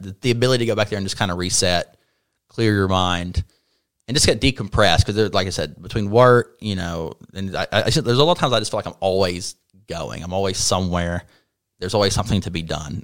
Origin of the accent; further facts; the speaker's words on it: North Carolina, United States; born and raised in North Carolina